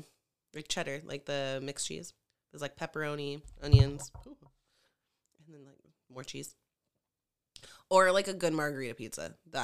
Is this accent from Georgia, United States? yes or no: no; Hawaii, United States; As Hawaiian as I am